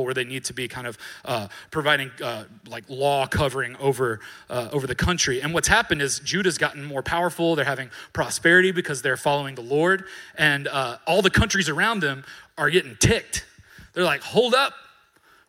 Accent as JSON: {"language": "English", "town": "Columbus", "region": "Georgia", "country": "United States", "tie": "born or raised there", "said": "I was born and raised in Columbus, Georgia, not Ohio, Georgia"}